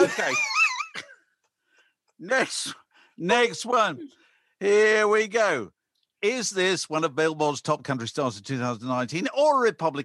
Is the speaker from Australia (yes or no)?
no; England, United Kingdom; And I'm English, I'm not an American bone in my body